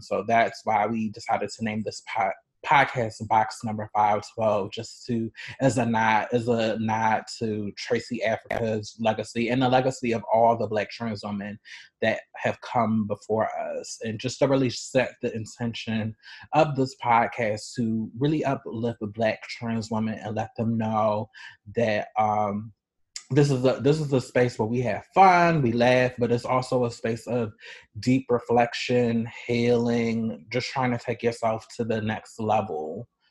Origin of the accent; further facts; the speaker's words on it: Baltimore, Maryland, United States; now in Chicago, United States; I'm originally from Baltimore